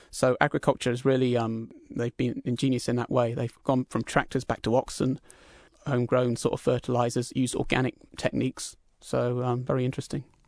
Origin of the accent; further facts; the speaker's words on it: England, United Kingdom; now in Vancouver, Canada; being British myself